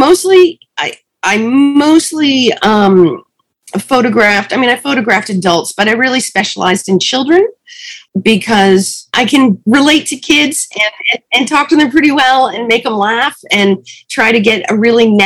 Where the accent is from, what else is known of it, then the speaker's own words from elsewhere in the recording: Connecticut, United States; moved away as an adult; now in Los Angeles, United States; I grew up in Connecticut